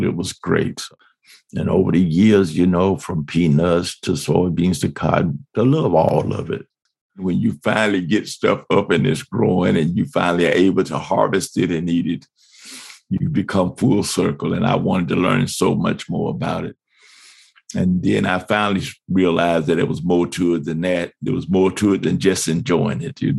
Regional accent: Miami, Florida, United States; moved away as an adult; now in Buena Vista, Georgia, United States; at the age of 4 or 5, we moved to Miami, Florida

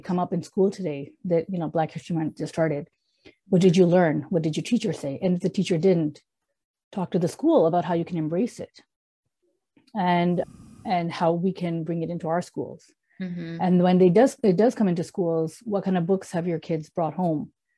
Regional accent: Canada; moved away; I grew up in Canada

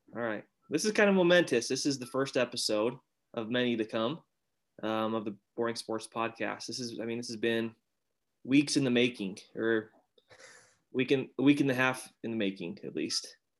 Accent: Utah, United States; also born or lived in southern Arizona; now in Arizona, United States; from Utah, currently living uh, in southern Arizona

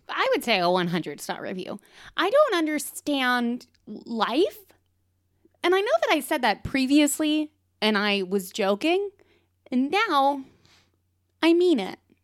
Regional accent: the South, United States; moved away as an adult; now in Portland, United States; I'm also from the South

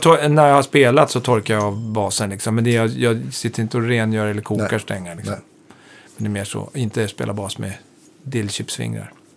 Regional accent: Hälsingland, Gävleborg County, Sweden; also born or lived in Hudiksvall; now in Stockholm, Sweden; jag är ju född i Stockholm och sen uppflyttad till Hälsingland, gröna vågen uppflyttad

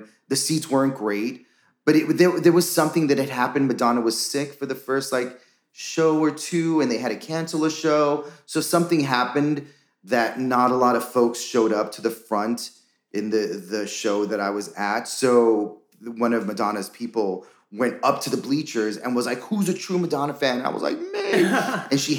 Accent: New York City, New York, United States; born or raised there

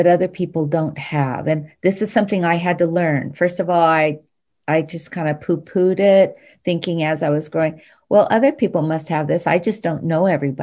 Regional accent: Hawaii, United States; I grew up in Hawaii

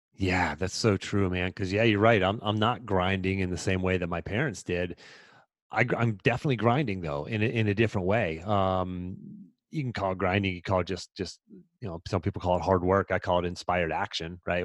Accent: about a half an hour north of Pittsburgh, Pennsylvania, United States; I grew up about a half an hour north of Pittsburgh.

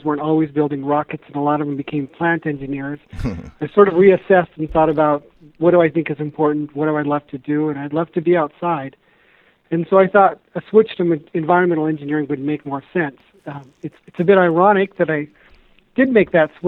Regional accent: Montana, United States; I was born and raised in Montana

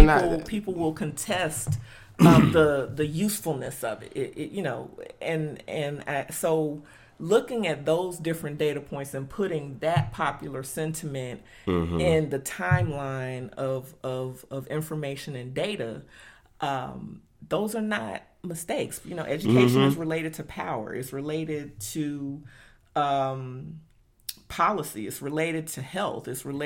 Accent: Dallas-Fort Worth, Texas, United States; everyday reality for young black girls growing up in Dallas-Fort Worth, we might be in a different position as it relates to how we utilize philanthropy because we grew up.

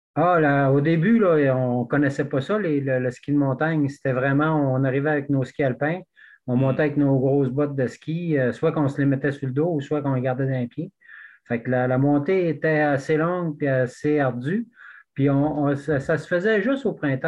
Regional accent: Squatec, Quebec, Canada; also born or lived in Western Canada; now in Gaspésie, Canada; moi, je suis originaire de Québec, mais j'ai grandi plus à Squatek, un petit village dans le Témiscouata.

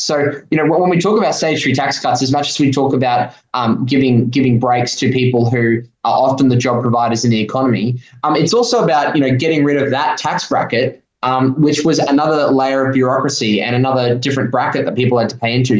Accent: Gold Coast, Queensland, Australia; where I grew up on the Gold Coast

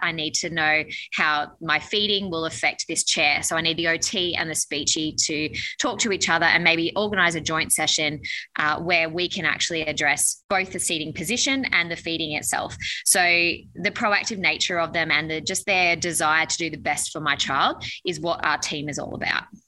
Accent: Newcastle, New South Wales, Australia; we're from Newcastle

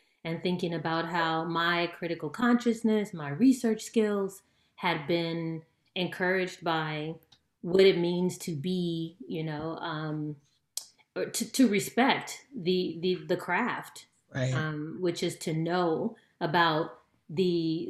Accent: California, United States; I'm from California

